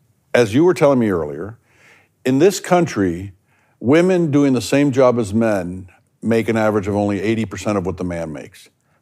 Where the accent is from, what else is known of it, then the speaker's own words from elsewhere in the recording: the South, United States; I grew up in the South.